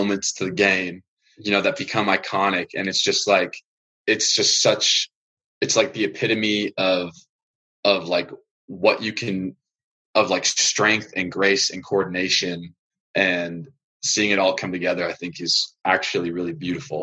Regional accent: Colorado, United States; moved away; I grew up in Colorado

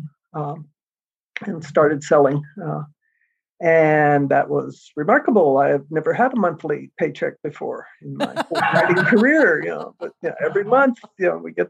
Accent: United States; I'm American

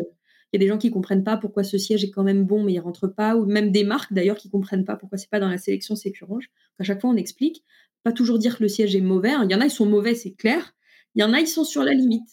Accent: France; chez nous en France

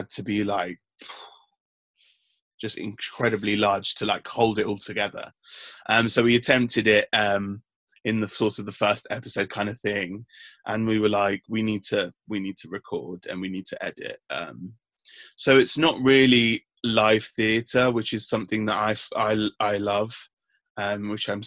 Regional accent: London, United Kingdom; also born or lived in Sierra Leone; I was born here in King's College Hospital

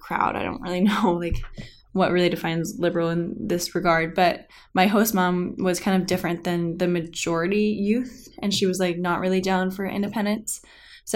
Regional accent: Carmel, California, United States; I'm from Carmel, it's a pretty small place

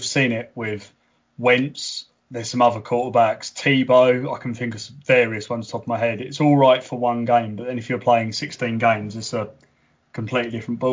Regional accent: England, United Kingdom; us being English

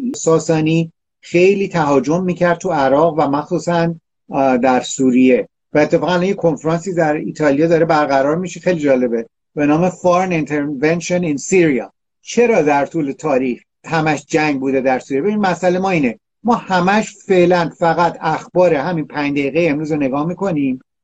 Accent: Iran; من یه ایرانی هستم اینجا

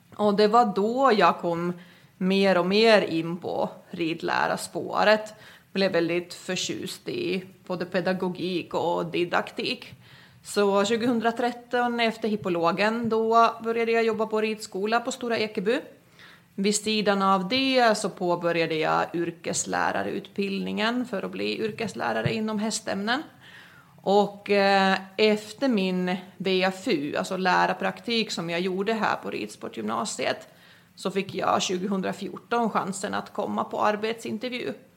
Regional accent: Finland; moved away as an adult; also born or lived in Skåne, Sweden; now in Sweden; Jag är ju född och uppvuxen i Finland, kom till Sverige efter studenten

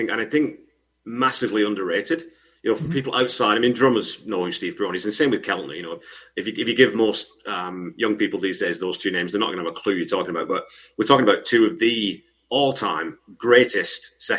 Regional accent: Canada; But being an English-Canadian, maybe I don't want to say it.

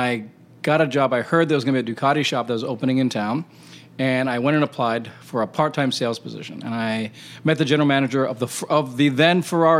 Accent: Hawaii, United States; moved away; also born or lived in India / Wisconsin; And then I loved Arizona because I was from Hawaii, and I'd just come from living in India and Wisconsin.

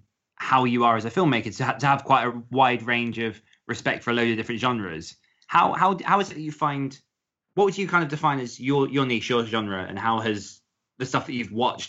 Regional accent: South of England, United Kingdom; moved away; I grew up in the south

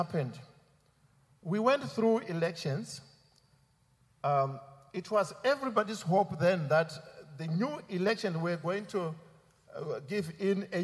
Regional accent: Zimbabwe; moved away as an adult; also born or lived in Belfast; So I come from Zimbabwe. But because I trained here, he sent me from an UK office to go and serve in my country, Zimbabwe

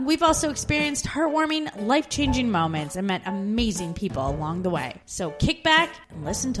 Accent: Canada; moved away as an adult

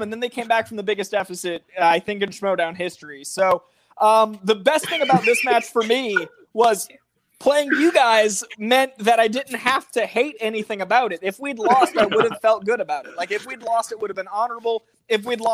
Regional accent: Boston, Massachusetts, United States; I'm a Boston sports fan because I'm from Boston.

